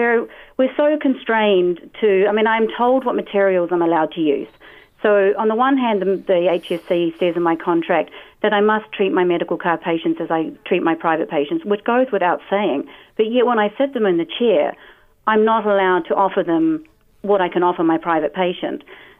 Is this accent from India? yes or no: no; New Zealand; I am the Kiwi.